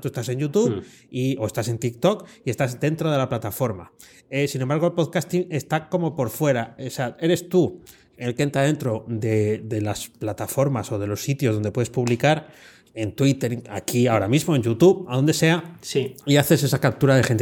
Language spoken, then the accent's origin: Spanish; Province of Valladolid, Castile and León, Spain; en la provincia de Valladolid. Voy a hacer un poco promoción de mi tierra